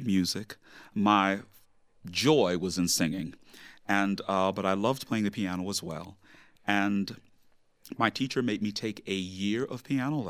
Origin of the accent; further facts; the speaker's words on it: Chicago, Illinois, United States; I grew up in Chicago, on the west side of Chicago